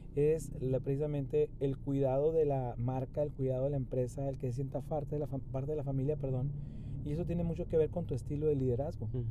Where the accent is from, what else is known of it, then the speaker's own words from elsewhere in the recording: Chihuahua, Mexico; also born or lived in Monterrey; mi mayor experiencia pues fue en el estado de Chihuahua, mi ciudad natal